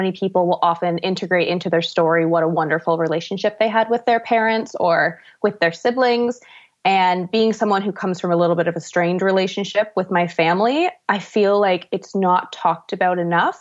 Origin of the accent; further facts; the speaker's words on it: Ontario, Canada; also born or lived in Vancouver; I am from Ontario, where mountains are in short supply